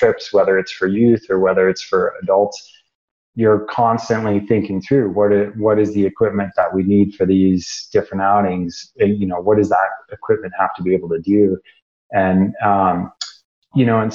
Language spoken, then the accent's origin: English; Midwest, United States; moved away as an adult; also born or lived in Rocky Mountains; I grew up in the Midwest